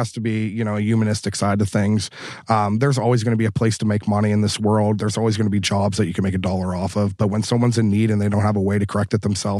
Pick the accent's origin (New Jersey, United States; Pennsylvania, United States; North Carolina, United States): Pennsylvania, United States; Pittsburgh; I grew up dirt poor. I grew up on Pittsburgh's north side. I grew up with nothing.